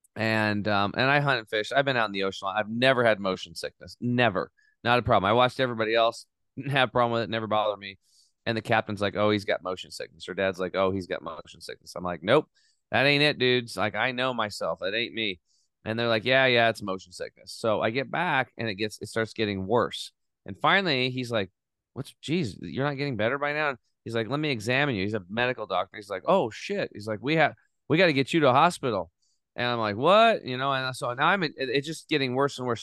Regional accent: Eastern Oregon, United States; I grew up in Eastern Oregon, uh, on a small cattle and hay farm.

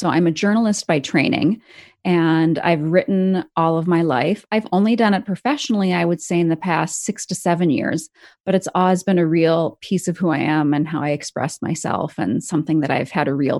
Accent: Appleton, Wisconsin, United States; moved away; also born or lived in Denver, Colorado / France; So I am from Wisconsin. I'm from a town called Appleton, Wisconsin, the middle of the state.

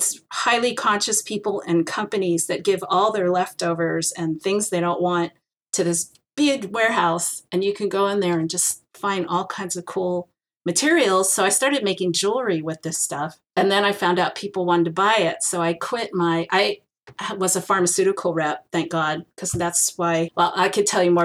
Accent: San Francisco, California, United States; I am Chinese American, fourth generation San Franciscan. Although I don't live in San Francisco anymore, I can't afford it. I live close

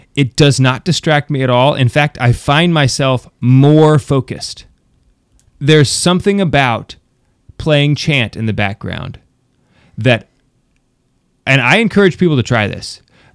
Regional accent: United States; I'm American

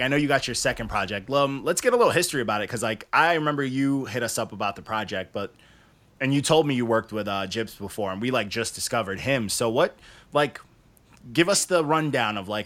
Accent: Long Island, New York, United States; I'm from Long Island.

